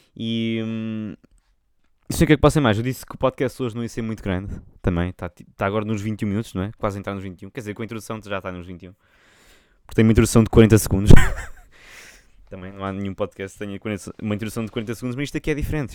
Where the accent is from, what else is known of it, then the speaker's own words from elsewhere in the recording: Portugal; accent: Portuguese; vou cantar com um sotaque português